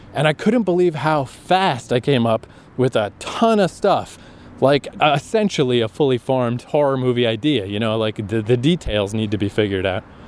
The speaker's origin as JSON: {"language": "English", "country": "Canada", "also_born_or_lived": "Japan / Toronto", "said": "I've come back to Canada"}